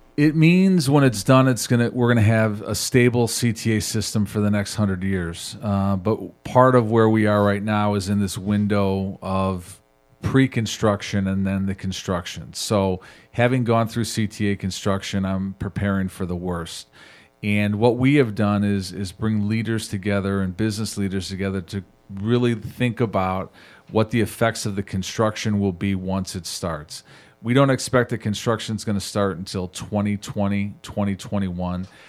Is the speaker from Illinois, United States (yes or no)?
yes; Chicago, Illinois, United States; also born or lived in Andersonville, Chicago; I grew up in Edgewater near Sen High School